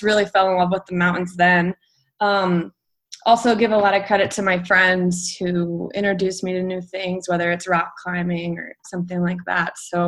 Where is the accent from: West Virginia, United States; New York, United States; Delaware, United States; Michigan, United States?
Delaware, United States; moved away as an adult; also born or lived in Virginia; I'm from Delaware, the small state on the East Coast. I just turned 27